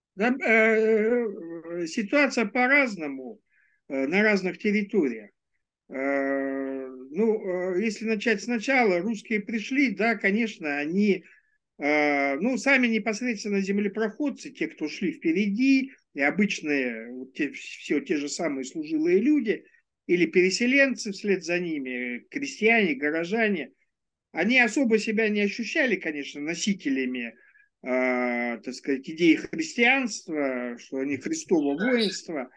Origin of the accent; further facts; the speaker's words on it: Ulan-Ude, Buryatia, Russia; moved away; Улан-Удэ, это мой родной город